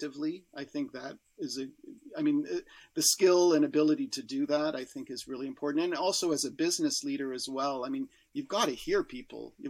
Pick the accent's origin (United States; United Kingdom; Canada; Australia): Canada; as a Canadian